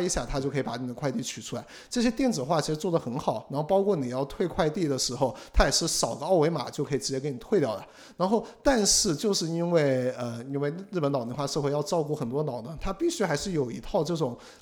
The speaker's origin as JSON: {"language": "Chinese", "country": "China", "tie": "born or raised there", "also_born_or_lived": "Singapore", "moved": "yes", "lives_now": "Tokyo, Japan", "said": "这个其实在国内，像，像我老家我爸他们，实际上就是在自己的浴室里面买了一个哦，那种烘，烘干对，机类似的烘干机"}